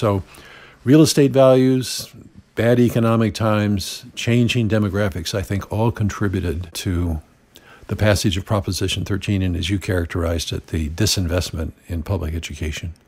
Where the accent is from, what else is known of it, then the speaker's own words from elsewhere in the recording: Santa Barbara, California, United States; from my hometown of Santa Barbara